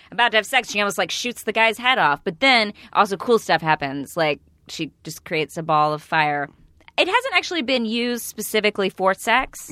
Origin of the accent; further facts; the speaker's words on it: East Texas, United States; I'm from East Texas